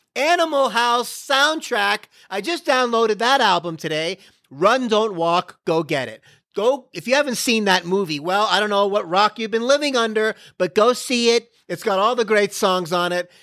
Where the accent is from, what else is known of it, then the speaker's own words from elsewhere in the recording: Florida, United States; now in Dallas, United States; I'm from Florida